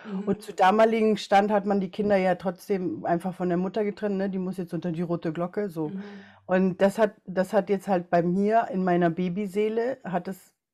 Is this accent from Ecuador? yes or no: yes; Ecuador; ich bin in Ecuador geboren, habe eine chinesisch-äquatorianische Mama, also hauptsächlich chinesisch aber halt eben auch in Ecuador groß geworden und einen deutschen Papa.